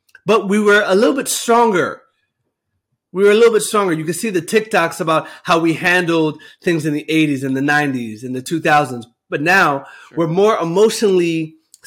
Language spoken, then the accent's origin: English; New Jersey, United States; moved away; I grew up in New Jersey